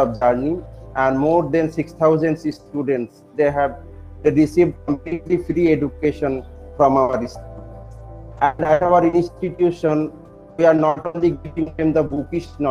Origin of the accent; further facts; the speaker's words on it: Murshidabad, West Bengal, India; English is a second language; I am from Murshidabad in the state of West Bengal